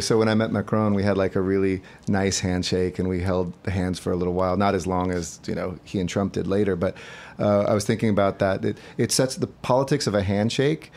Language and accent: English; Los Angeles, California, United States; my hometown